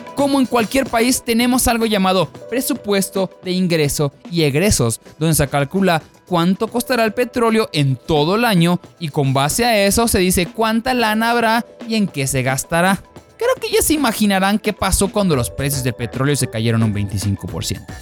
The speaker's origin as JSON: {"language": "Spanish", "country": "Mexico", "said": "como buenos mexicanos"}